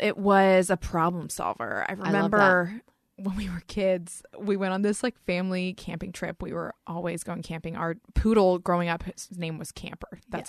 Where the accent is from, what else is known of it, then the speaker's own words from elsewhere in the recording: North Carolina, United States; North Carolina.